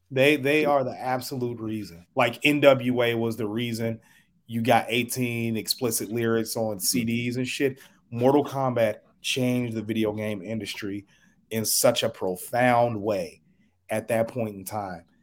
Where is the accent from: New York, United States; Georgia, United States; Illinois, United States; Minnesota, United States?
Illinois, United States; Chicago; now in Omaha, United States; I live in Omaha, Nebraska. I'm originally from Chicago